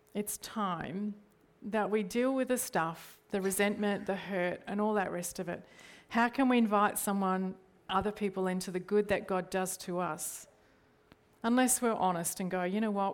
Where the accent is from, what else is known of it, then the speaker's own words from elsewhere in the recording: Australia; I default to things in Australian culture